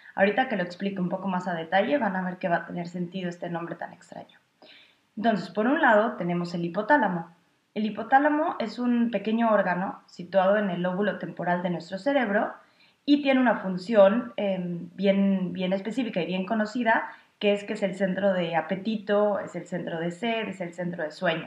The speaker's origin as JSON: {"language": "Spanish", "country": "Mexico", "moved": "yes", "lives_now": "Berlin, Germany", "said": "yo soy psicóloga clínica de origen mexicano"}